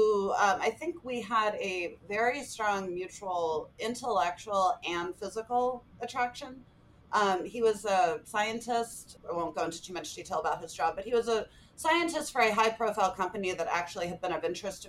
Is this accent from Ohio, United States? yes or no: no; California, United States; moved away; also born or lived in Calgary; coming home to my home state of California